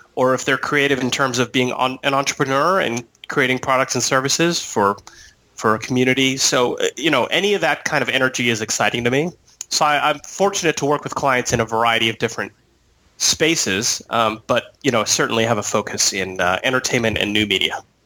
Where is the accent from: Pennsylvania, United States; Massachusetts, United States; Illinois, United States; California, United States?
California, United States; San Diego; I'm from San Diego